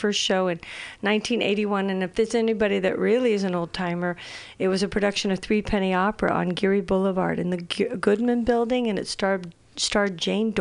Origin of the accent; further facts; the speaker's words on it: Ireland; I'm Irish.